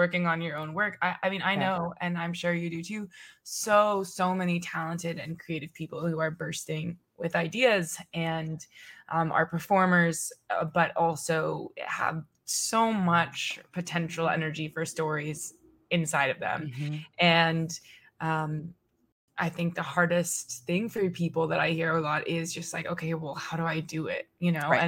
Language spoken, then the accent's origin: English; Texas, United States; now in Brooklyn, United States; I'm from Texas. I live in Brooklyn